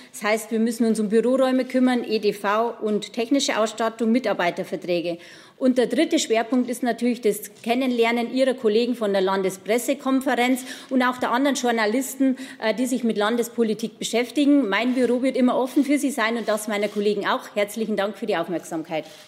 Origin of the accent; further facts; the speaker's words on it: Deggendorf, Bavaria, Germany; Ich komme aus der AfD Hochburg Deckendorf.